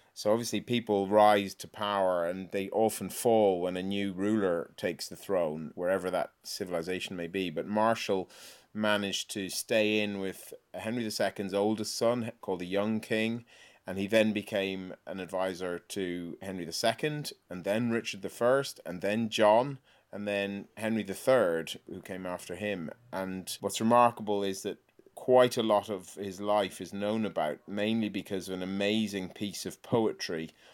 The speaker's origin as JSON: {"language": "English", "country": "Ireland", "moved": "as an adult", "lives_now": "England", "said": "I'm Irish."}